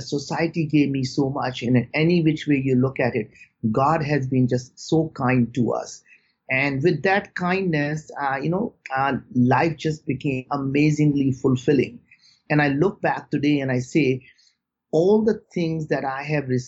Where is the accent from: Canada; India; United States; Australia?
India; moved away; growing up in India